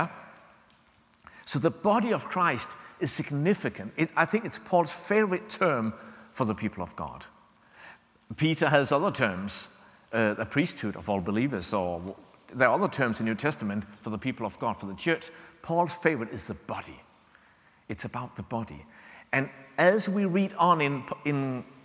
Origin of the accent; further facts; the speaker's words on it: Denmark; English is a second language; we are from Denmark, English is not our mother tongue